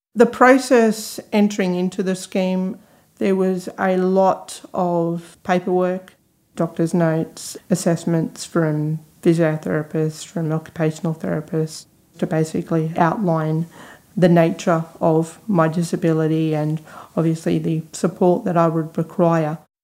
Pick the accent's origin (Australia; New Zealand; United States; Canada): Australia; Newcastle, New South Wales; moved away as an adult; now in Sydney, Australia; originally from Newcastle but have been living in Sydney now for 18 months.